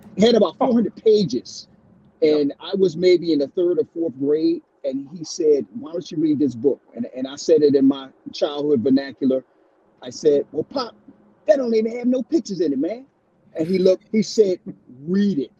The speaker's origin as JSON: {"language": "English", "town": "Baltimore", "region": "Maryland", "country": "United States", "tie": "born or raised there", "said": "growing up in Baltimore, um, when I was there in the early '70s"}